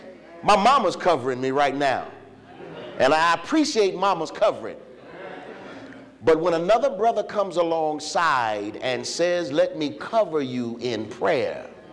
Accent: Virginia, United States; I'm just a country boy. You heard him say I'm from Virginia.

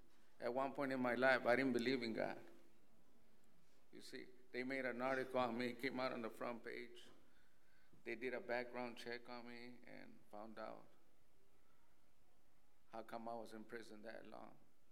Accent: El Paso, Texas, United States; I'm from Texas. I was born in El Paso, but I was raised in the prison system.

